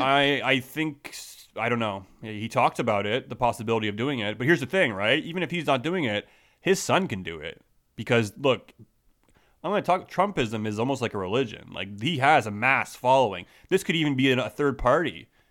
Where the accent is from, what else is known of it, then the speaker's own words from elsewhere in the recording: Canada; I'm Canadian.